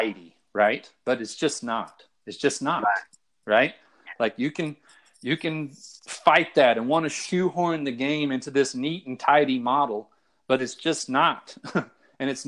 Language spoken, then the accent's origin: English; Texas, United States; I'm from Texas